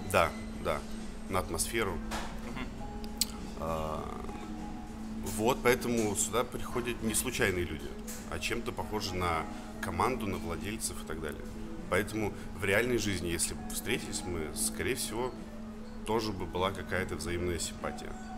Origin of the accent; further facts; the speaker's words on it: Saint Petersburg, Russia; now in Moscow, Russia; Я сам из Петербурга